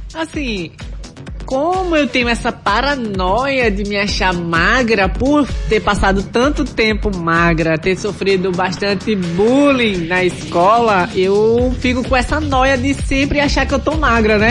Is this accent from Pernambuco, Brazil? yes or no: yes; Taquaritinga do Norte, Pernambuco, Brazil; Eu sou de Taquaritinga do Norte